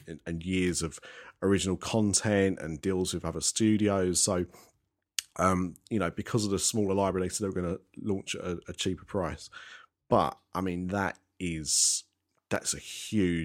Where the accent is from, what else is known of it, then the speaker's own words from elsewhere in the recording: United Kingdom; how we do things in the UK